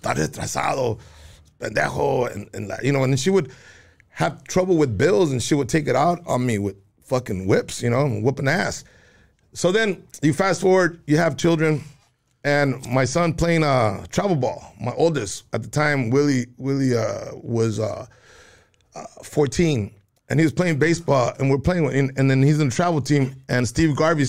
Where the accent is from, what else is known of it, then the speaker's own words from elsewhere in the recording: Juarez, Chihuahua, Mexico; You know, my Spanish was, you know, even though we came from Chihuahua, I was in Juarez as a little kid.